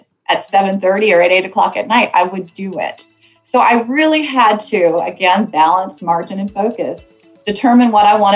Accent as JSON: {"language": "English", "country": "Canada", "said": "Canada, my home country"}